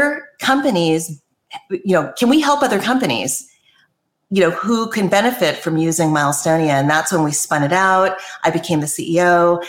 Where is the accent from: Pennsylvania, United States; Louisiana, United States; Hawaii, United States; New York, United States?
Hawaii, United States; Maui; moved away as an adult; also born or lived in East Coast / California; I actually grew up on Maui